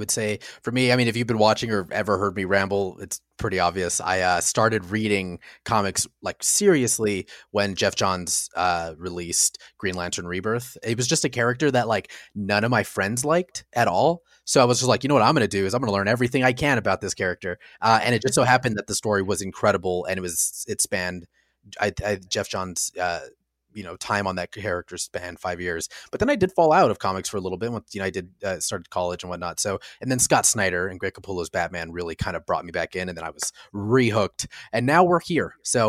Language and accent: English; Mexico; Since I grew up in Mexico, it was all in Spanish, of course.